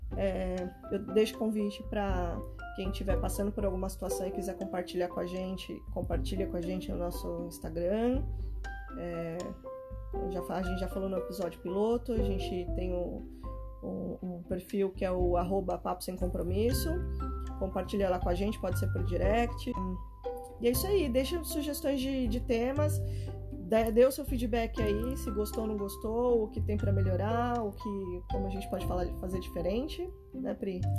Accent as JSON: {"language": "Portuguese", "country": "Brazil", "said": "a gente é brasileiro"}